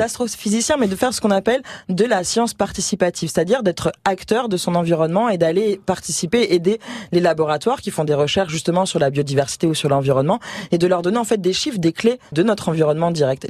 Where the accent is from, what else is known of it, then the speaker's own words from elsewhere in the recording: Marseille, Provence-Alpes-Côte d'Azur, France; chez nous, à Marseille